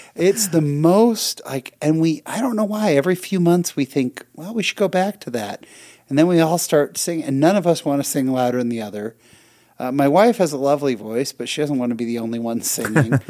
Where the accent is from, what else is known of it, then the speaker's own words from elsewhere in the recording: California, United States; We're both from California